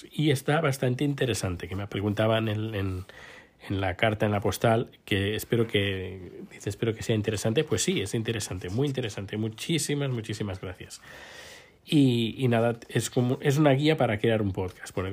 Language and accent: Spanish; Spain; now in Sweden; Ya, bueno, ya hace como, no sé, 10 años más, eh, desde que me fui de España, no veo la televisión.